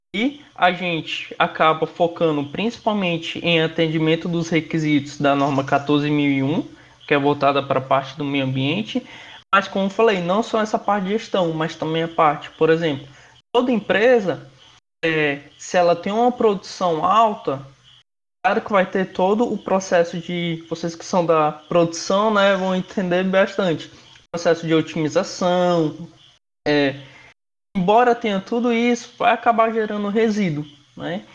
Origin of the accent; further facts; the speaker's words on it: Rondônia, Brazil; moved away as an adult; also born or lived in Fortaleza; eu sou de outro estado, eu sou de Rondônia. Eu me mudei